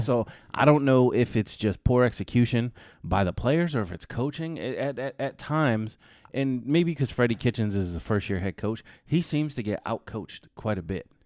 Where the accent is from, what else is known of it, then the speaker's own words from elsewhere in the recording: California, United States; the same area that I grew up in in California